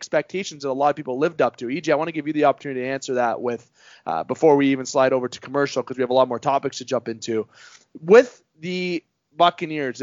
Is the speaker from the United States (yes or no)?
no; Canada; being a Canadian